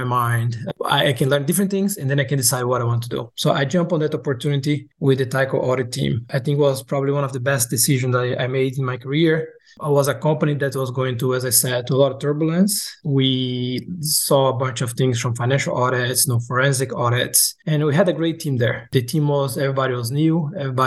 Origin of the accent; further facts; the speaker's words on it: Brazil; moved away as an adult; also born or lived in Boca Raton, Florida, United States / Luxembourg; now in United States; I'm originally from Brazil. I came to the U.S. to do my undergrad and graduate studies and kind of end up staying.